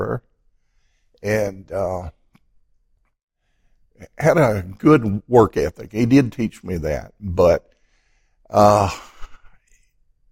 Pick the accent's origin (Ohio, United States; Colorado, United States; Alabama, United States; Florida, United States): Alabama, United States; Piedmont; From the little town of Piedmont, Alabama. About 5,000 people. And it's surrounded by what we call in Piedmont mountains. And it is a beautiful place on the earth. And I grew up there